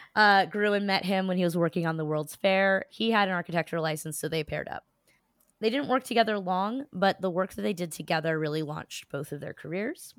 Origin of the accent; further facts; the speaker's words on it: New Jersey, United States; I am a Jew from South Jersey